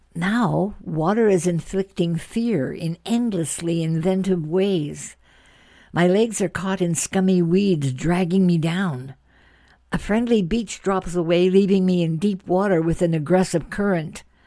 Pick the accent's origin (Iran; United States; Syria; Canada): Canada; I'm Canadian